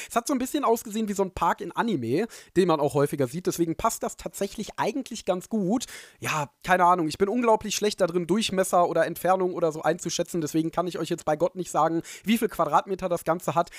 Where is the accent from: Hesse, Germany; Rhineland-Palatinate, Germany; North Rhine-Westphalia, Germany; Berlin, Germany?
North Rhine-Westphalia, Germany; Ruhr area; Ich komme aus dem Ruhrgebiet